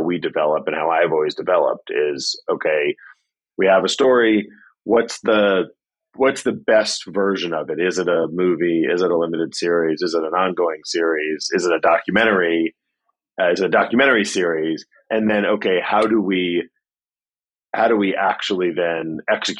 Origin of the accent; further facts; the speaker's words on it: New York City, New York, United States; I grew up in New York City.